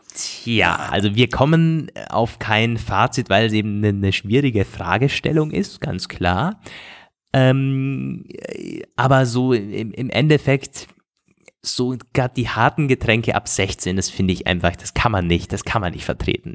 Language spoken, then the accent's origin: German; Germany; vom Bodensee, wo ich herkomme, so aus der Region